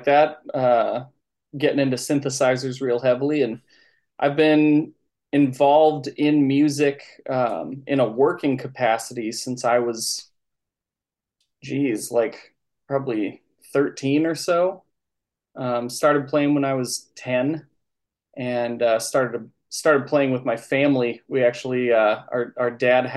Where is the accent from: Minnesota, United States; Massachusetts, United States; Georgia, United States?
Minnesota, United States; Northfield; also born or lived in Nerstrand, Minnesota / Winona, Minnesota / Rochester, Minnesota / Byron, Minnesota; I'm from Minnesota, specifically like southeastern Minnesota area. Grew up in Northfield and Nurse Strand